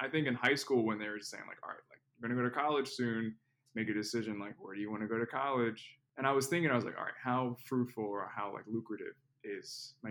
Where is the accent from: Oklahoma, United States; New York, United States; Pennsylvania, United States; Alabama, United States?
Pennsylvania, United States; Philadelphia; moved away as an adult; now in Miami, United States; So I'm from Philadelphia, Pennsylvania, like the Philadelphia area. Grew up in the suburbs of Philly.